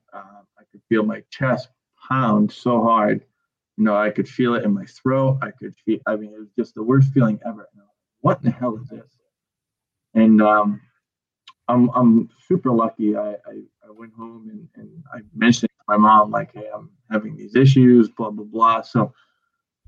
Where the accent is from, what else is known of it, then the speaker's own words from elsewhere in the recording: Gorham, United States; I'm from Gorham. I coach at Gorham, not too far. It doesn't seem like I've moved too far